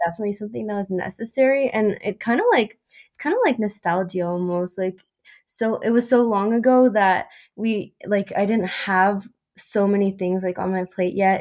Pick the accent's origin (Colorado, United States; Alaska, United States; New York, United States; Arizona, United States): Colorado, United States; I was born and raised in Colorado